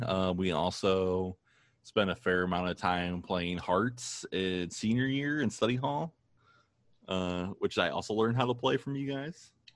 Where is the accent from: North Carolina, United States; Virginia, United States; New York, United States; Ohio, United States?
Ohio, United States; Toledo; also born or lived in Maine; I grew up in Maine and we moved to Toledo when I was six